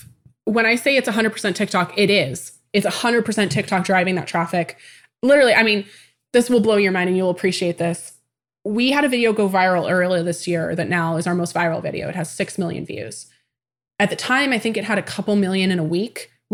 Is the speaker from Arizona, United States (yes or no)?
no; Tacoma, Washington, United States; born there; I was born in 1994 in Tacoma, Washington.